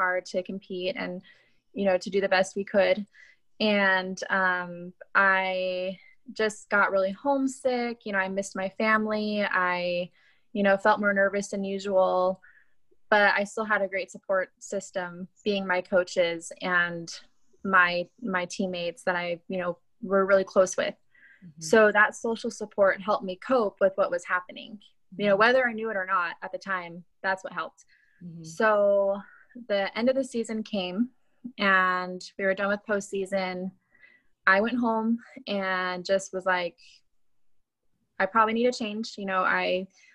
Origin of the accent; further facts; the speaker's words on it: Lancaster, California, United States; I was born and raised in Lancaster, California.